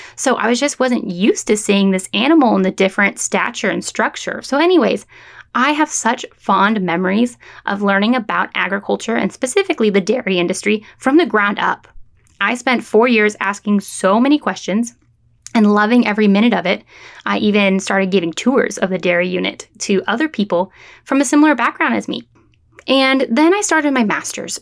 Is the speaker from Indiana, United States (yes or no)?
no; San Francisco Bay Area, California, United States; moved away as an adult; also born or lived in San Luis Obispo, California; now in Florida, United States; I am from the San Francisco Bay Area of California